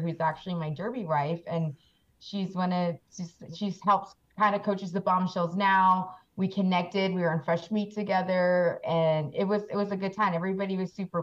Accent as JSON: {"language": "English", "town": "Peach Springs", "region": "Arizona", "country": "United States", "tie": "born or raised there", "also_born_or_lived": "Kingman, Arizona", "said": "I'm actually indigenous, so I'm Hualapai. So I'm from Peach Spring, Arizona"}